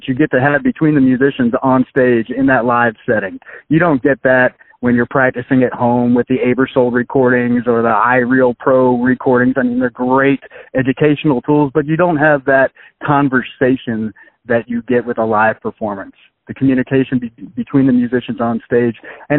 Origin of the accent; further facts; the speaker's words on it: Texas, United States; moved away as an adult; also born or lived in Philadelphia, Pennsylvania; now in Kansas City, United States; No, I'm not a Kansas City native. I kind of was all over the place. I was born in Philadelphia, and then I grew up, did my middle school, high school, and college in Texas. Graduate of Baylor University with a music education degree.